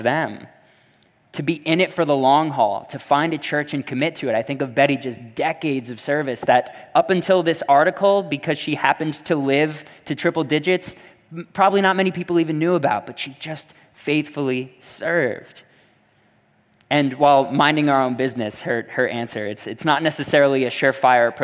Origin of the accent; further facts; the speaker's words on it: Netcong, New Jersey, United States; my hometown of Nekong